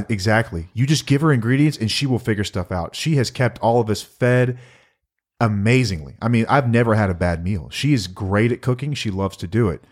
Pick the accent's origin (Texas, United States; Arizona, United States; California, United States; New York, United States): Texas, United States; we're from Texas